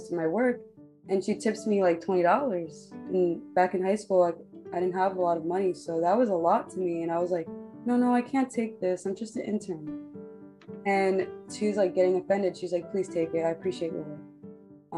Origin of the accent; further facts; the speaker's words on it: New York, United States; growing up in New York